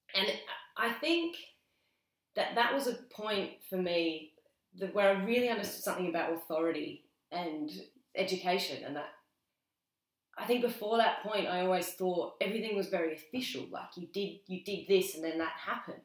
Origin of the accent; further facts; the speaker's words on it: between Barossa and Clare, north of Adelaide, South Australia, Australia; I was born in Adelaide. Mm-hmm. Um, I spent the first five and a half years in Adelaide, and then we moved north, kind of in between the two